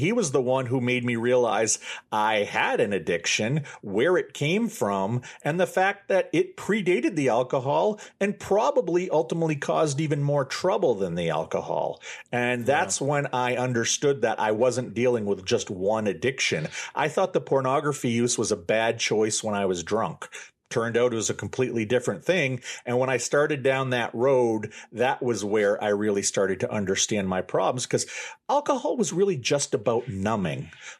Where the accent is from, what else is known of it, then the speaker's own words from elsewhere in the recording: Maine, United States; I was raised Catholic here in Maine, and my parents are very old school conservative Catholics.